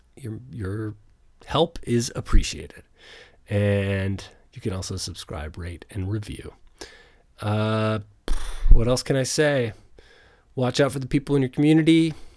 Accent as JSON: {"language": "English", "country": "Canada", "said": "as a Canadian in Canada"}